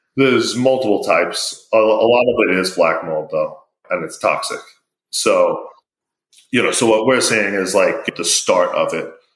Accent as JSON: {"language": "English", "town": "New York City", "region": "New York", "country": "United States", "tie": "born or raised there", "said": "Being from New York, I grew up in a town called Broad Channel"}